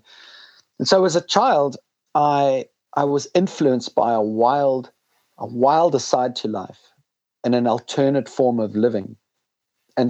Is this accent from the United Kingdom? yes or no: no; Zimbabwe; moved away; also born or lived in South Africa; I grew up in Rhodesia in a civil war in Zimbabwe